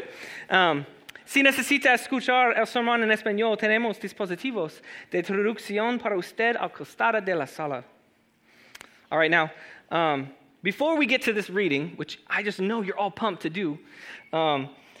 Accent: Los Angeles, California, United States; also born or lived in Chula Vista, California; I grew up in Los Angeles, for those who don't know. And then after Los Angeles, my family moved me to San Diego, to Chula Vista particularly

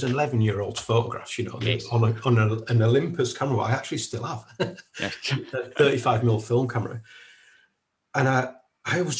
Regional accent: Kendal, North West England, United Kingdom; moved away as an adult; I'm originally from Kendal, which is in the South Lakes, and I lived there all my life until I graduated university when I was 21. But when I was living in Kendal growing up

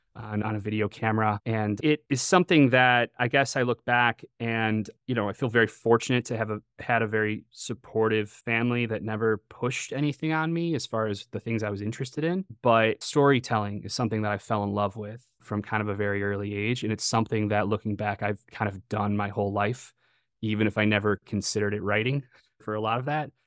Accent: Chicago suburbs, Illinois, United States; I grew up in the Chicago suburbs

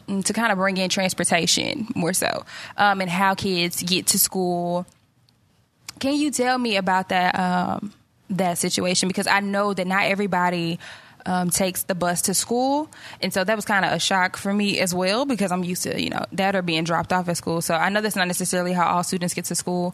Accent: Georgia, United States; moved away; I grew up in Georgia

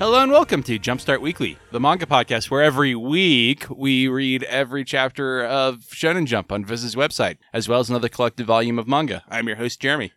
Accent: United States; I'm American and not Japanese

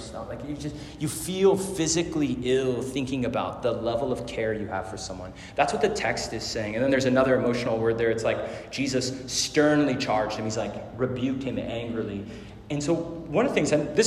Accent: Arizona, United States; I grew up in Arizona, so this is like the north edge of Phoenix

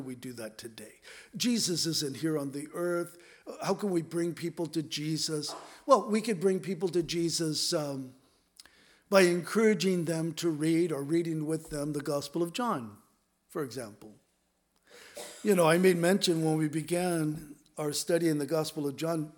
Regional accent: Southern California, United States; also born or lived in Los Angeles / San Diego; I grew up in Southern California, and we lived in L.A., then we moved to San Diego

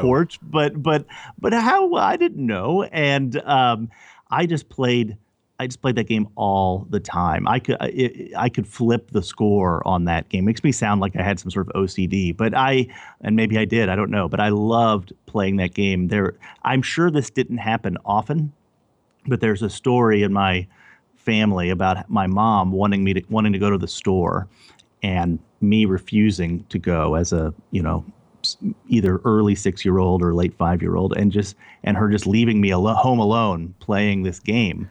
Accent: Overland Park, Kansas, United States; also born or lived in Louisiana / El Paso, Texas; we moved to Kansas City, over, to Overland Park, Kansas, to the suburbs of Kansas City, which is where I grew up, in the middle of the United States

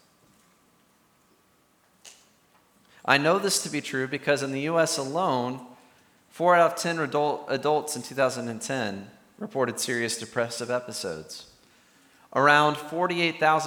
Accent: the South, United States; I'm from the South

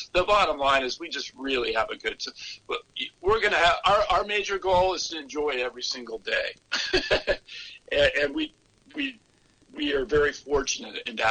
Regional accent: the South, United States; moved away; also born or lived in California; I grew up in the South, and I had grown up and lived the traditional standard American diet

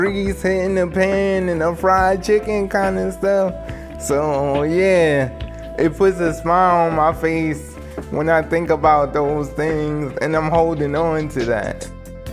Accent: Somerset, New Jersey, United States; I'm from Somerset, New Jersey

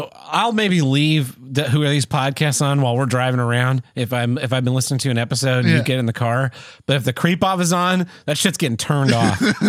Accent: Oklahoma, United States; born or raised there

